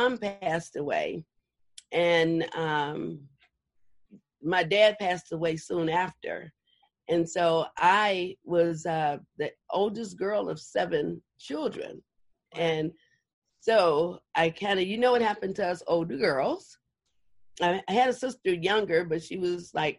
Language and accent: English; Chicago, Illinois, United States; now in Los Angeles, United States; I'm from Chicago. And so everything about me started from when I was a little girl in Chicago.